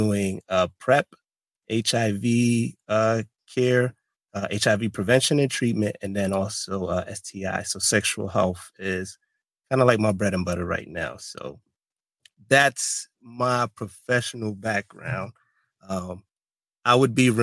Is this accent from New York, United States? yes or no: yes; Brooklyn, New York, United States; moved away as an adult; also born or lived in Tampa, Florida; I'm from Brooklyn, New York, Afro-Latino, so Panamanian